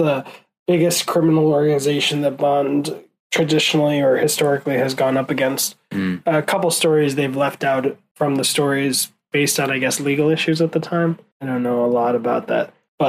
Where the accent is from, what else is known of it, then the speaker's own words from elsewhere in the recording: Ireland; I think we just lost Ireland, even though I'm Irish.